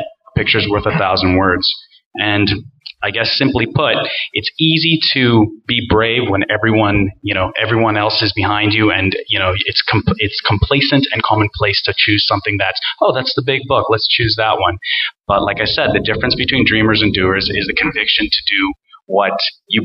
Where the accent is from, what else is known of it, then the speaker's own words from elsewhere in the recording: Fort McMurray, Alberta, Canada; we're from Fort McMurray